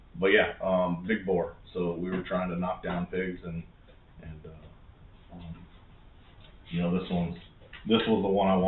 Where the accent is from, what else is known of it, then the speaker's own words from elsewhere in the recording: United States; I'm an American.